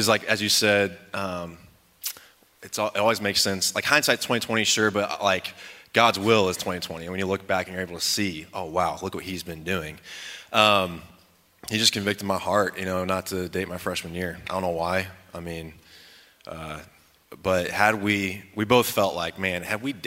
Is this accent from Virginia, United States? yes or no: yes; Virginia, United States; moved away; also born or lived in Lubbock, Texas; I was born in Lubbock. But I lived most of my life on the East Coast in Virginia.